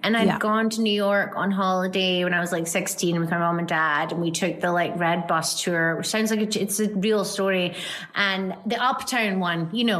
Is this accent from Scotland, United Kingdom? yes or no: yes; Glasgow, Scotland, United Kingdom; I am from Glasgow